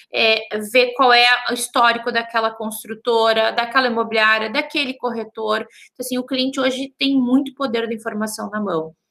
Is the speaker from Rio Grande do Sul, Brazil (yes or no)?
yes; Santa Maria, Rio Grande do Sul, Brazil; eu sou de Santa Maria, né? Interior, bem no meio do Rio Grande do Sul